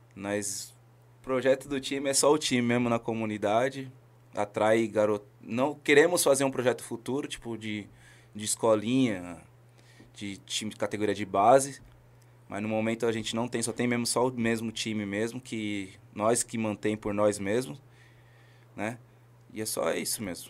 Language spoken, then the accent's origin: Portuguese; São Paulo, Brazil; Sou lá da cidade de Tiradentes, Barro Branco da minha comunidade lá que eu amo muito